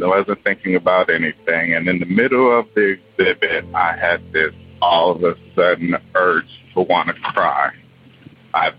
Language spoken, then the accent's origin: English; Wichita, Kansas, United States; I'm too from Wichita